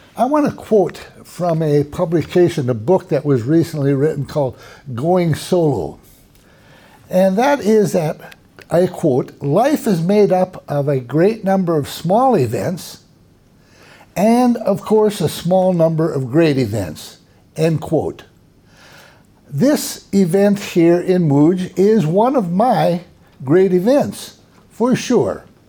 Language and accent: English; Minnesota, United States; now in Texas, United States; I grew up in Minnesota, in the north of the United States